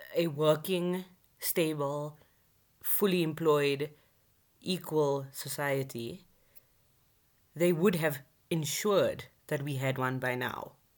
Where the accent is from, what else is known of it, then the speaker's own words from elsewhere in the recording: South Africa; being a South African citizen